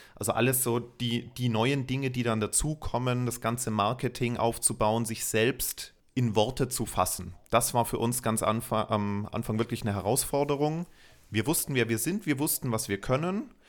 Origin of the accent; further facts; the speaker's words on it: Munich, Bavaria, Germany; bin gebürtiger Münchner